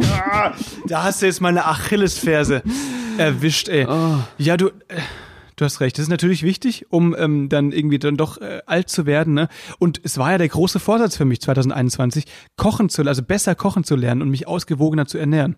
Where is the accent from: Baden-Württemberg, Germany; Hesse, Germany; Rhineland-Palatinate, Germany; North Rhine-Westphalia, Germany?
Baden-Württemberg, Germany; moved away as an adult; now in Berlin, Germany; ich komme aus Baden und nicht aus Württemberg